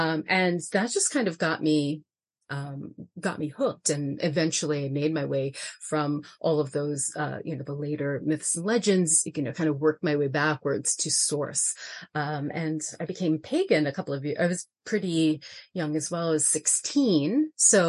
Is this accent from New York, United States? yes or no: yes; New York City, New York, United States; so I am from New York City. I was born and raised in Brooklyn, New York.